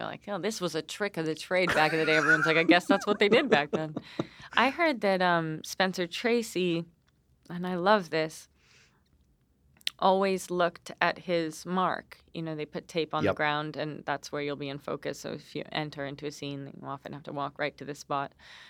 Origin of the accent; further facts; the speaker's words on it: England, United Kingdom; born there; I was born in England.